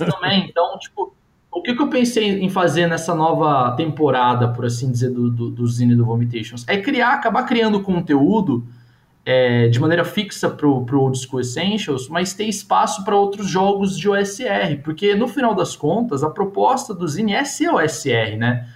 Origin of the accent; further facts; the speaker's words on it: Brazil; a gente é brasileiro